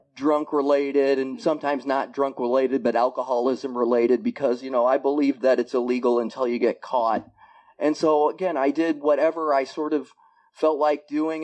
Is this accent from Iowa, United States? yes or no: yes; Iowa, United States; moved away as an adult; now in Bellingham, United States; I was born in Iowa and lived in Iowa for the first 37 years of my life